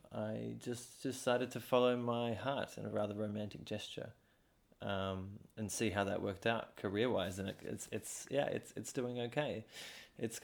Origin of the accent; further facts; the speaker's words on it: Australia; now in Latvia; I'm not a European citizen and I'm Australian